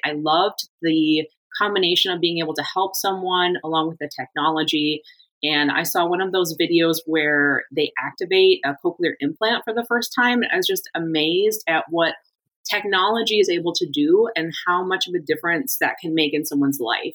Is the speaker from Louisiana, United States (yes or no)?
no; Michigan, United States; moved away as an adult; also born or lived in Germany / Iowa / Florida; I grew up in Michigan